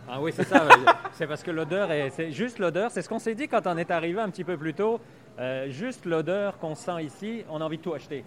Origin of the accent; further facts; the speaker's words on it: Belgium; also born or lived in Quebec; now in Canada; je suis né en Belgique